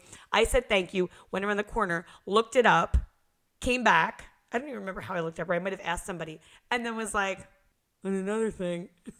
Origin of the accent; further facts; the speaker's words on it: East Brunswick, New Jersey, United States; I grew up in East Brunswick